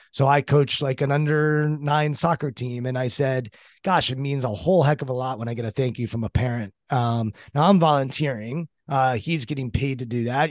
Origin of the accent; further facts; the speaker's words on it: Maryland, United States; I'm from Maryland.